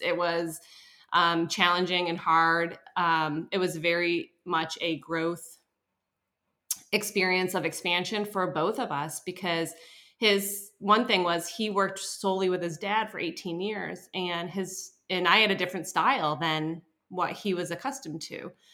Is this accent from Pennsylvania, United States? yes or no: no; upstate New York, United States; now in New Hampshire, United States; I was born in New Hampshire, but I um, grew up in upstate New York, and when I moved back to New Hampshire